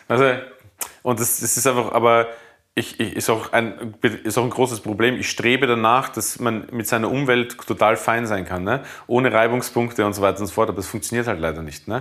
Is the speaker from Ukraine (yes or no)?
no; Bruck an der Leitha, Lower Austria, Austria; also born or lived in Mödling; now in Berlin, Germany; Das ist ja Burg an der Leiter, wo ich aufgewachsen bin